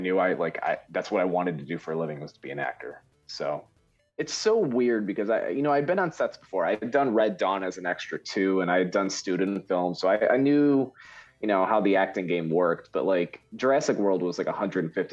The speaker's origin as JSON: {"language": "English", "region": "Michigan", "country": "United States", "said": "I'm from Michigan"}